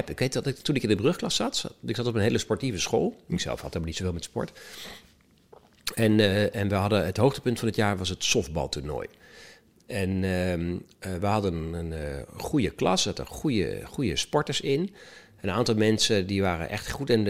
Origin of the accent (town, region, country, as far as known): Netherlands